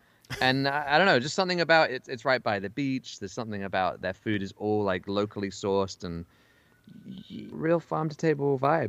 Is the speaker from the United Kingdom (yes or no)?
yes; England, United Kingdom; as we say in England, eggy bread.